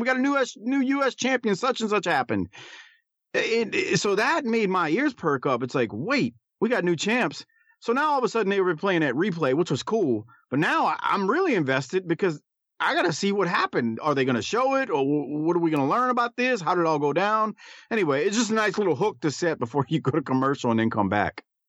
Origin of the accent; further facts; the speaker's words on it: Deep South, United States; growing up in the Deep South where it was you know, ridiculously hot and humid